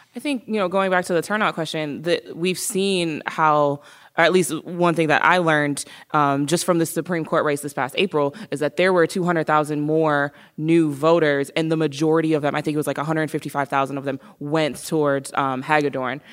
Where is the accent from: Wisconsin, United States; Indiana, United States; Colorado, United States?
Wisconsin, United States; Milwaukee; I'm born and raised in Milwaukee